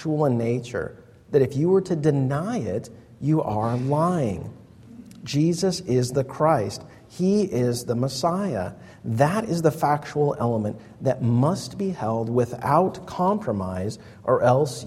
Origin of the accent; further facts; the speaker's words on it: United States; us as American pragmatists